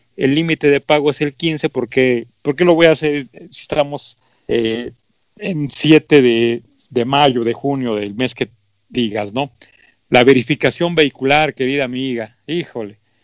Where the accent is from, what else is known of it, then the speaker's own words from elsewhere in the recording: Mexico; así somos los mexicanos